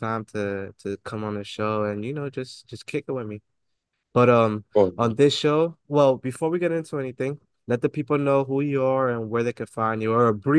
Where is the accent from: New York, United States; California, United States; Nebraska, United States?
New York, United States; New York City; me being from the Bronx, I went to school up in like 2 and 5 line